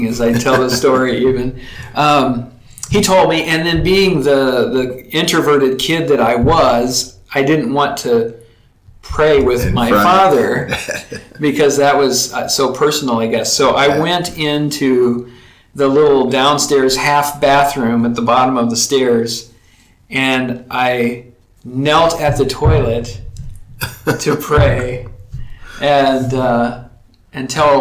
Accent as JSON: {"language": "English", "region": "Texas", "country": "United States", "tie": "born or raised there", "also_born_or_lived": "Colorado", "moved": "yes", "said": "I grew up in Texas in a loving family"}